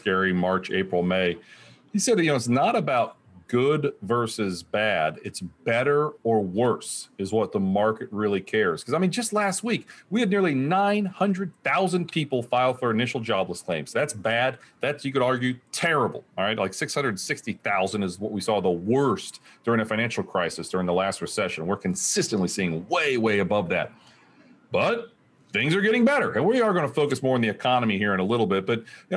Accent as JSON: {"language": "English", "town": "Springfield", "region": "Ohio", "country": "United States", "tie": "born or raised there", "said": "as a kid growing up in Springfield, Ohio, southwestern Ohio"}